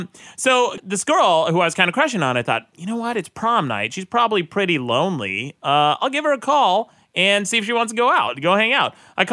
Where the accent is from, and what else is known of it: Utah, United States; born or raised there